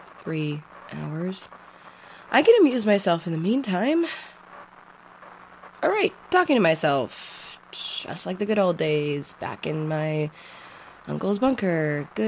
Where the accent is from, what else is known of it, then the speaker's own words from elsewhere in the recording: Midwest, United States; And I'm from the Midwest. I smile and look people in the eye on the subway.